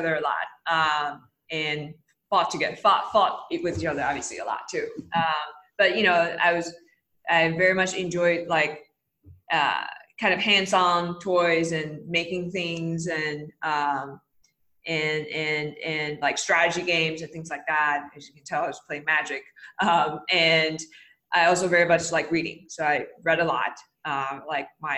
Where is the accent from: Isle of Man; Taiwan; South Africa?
Taiwan; Taipei; moved away as an adult; I grew up in Taipei, Taiwan. I was there till I was 18 as a child